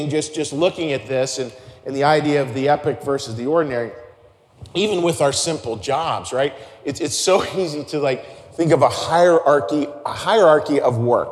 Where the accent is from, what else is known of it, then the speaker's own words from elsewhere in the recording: Pittsburgh, Pennsylvania, United States; growing up in Pittsburgh